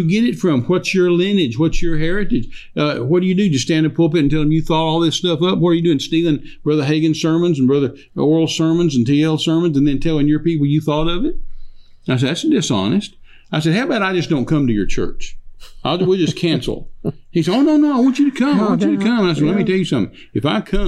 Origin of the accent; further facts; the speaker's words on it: United States; as an American